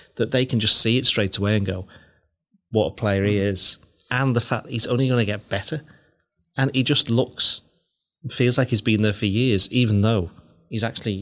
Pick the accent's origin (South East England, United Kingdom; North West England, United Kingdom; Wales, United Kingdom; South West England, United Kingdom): North West England, United Kingdom; Whiston; I was born in Whiston Hospital